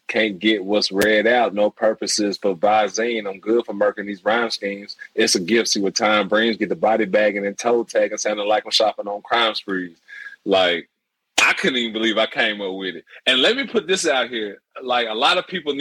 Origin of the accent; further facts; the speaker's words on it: DeSoto County, Mississippi, United States; we're from Mississippi, DeSoto County, which is part of the Memphis metro area